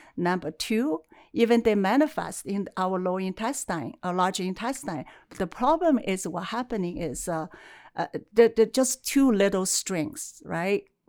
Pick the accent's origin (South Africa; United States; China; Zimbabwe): China; now in Calgary, Canada; I was born in China, and uh, my mother's family they have a, a, traditional as a herbalist, and acupuncture, and also you know drink the herbs every day. So in a way, as I grew up, I smells herb day and night